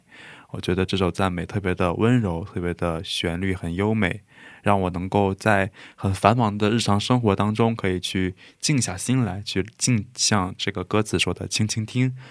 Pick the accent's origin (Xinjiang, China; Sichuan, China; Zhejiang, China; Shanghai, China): Zhejiang, China; 我的老家在浙江，浙江有一个城，它叫做中国的耶路撒冷。